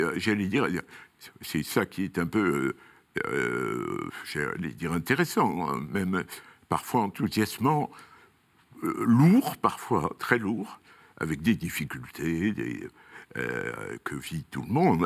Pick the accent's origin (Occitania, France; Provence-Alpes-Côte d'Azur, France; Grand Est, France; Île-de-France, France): Occitania, France; Toulouse; moved away as an adult; also born or lived in Montpellier / Rodez / Paris; je suis toulousain d'origine